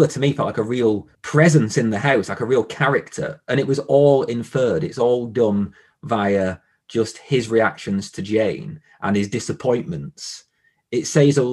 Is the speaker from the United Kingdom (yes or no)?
yes; the Northwest, North West England, United Kingdom; I'm from the Northwest